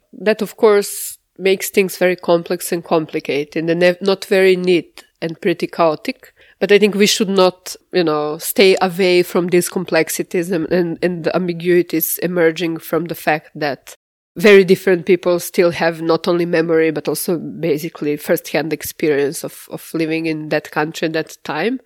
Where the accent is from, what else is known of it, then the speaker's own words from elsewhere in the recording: Jagodina, Central Serbia, Serbia; now in Slovenia; I was born in Svetozarjevo. Middle size, very industrial town in central Serbia.